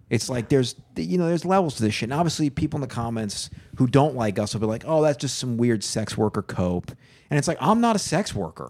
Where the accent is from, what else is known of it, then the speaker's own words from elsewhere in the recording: Long Island, New York, United States; I'm from Long Island